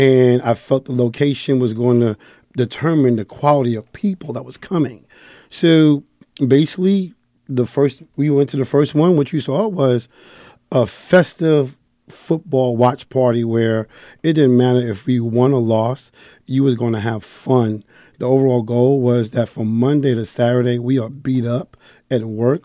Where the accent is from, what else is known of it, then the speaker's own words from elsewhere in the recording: New York City, New York, United States; I'm from the Bronx, New York.